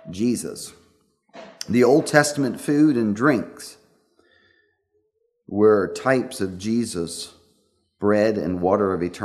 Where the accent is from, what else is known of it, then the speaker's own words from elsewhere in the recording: Pennsylvania, United States; I was a boy growing up in Pennsylvania